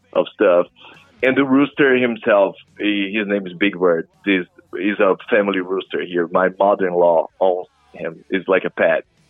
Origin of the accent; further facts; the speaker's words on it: Brazil; moved away as an adult; now in New Orleans, United States; I'm from Brazil originally